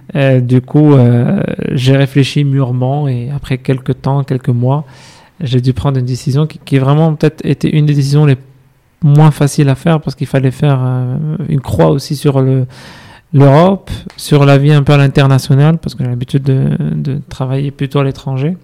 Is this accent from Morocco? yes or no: yes; Casablanca, Casablanca-Settat, Morocco; moved away as an adult; also born or lived in Fès, Morocco / Rabat, Morocco / France; Je suis né à Fès, j'ai mhm. grandi à Rabat, euh, puis à Casablanca. Donc, dès mon collège, j'ai rejoint à Casa avec mhm. la, famille